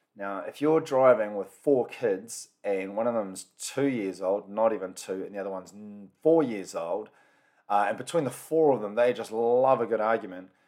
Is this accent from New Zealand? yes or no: yes; New Zealand; A lot of them are born and bred in New Zealand, can speak a small bit of the language, but definitely not fluent.